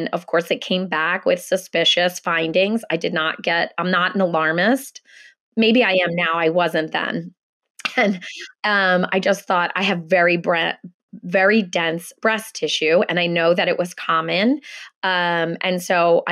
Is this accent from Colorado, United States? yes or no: no; Philadelphia, Pennsylvania, United States; moved away as an adult; I am born and raised in Philadelphia. I've lived in lots of other places, but I have been back in Philly with my family probably about 12 years now.